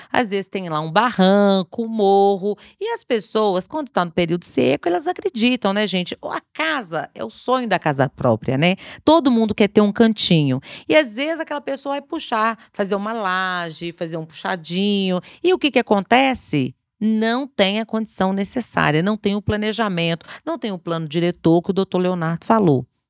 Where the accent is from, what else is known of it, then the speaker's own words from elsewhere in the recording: Sabará, Minas Gerais, Brazil; sou de Sabará